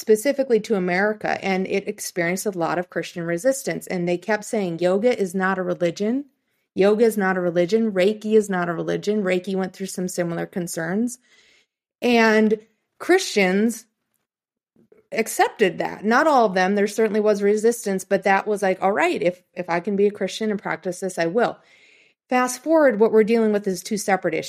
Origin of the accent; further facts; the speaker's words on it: Plainview, United States; the small town I grew up in here in Plainview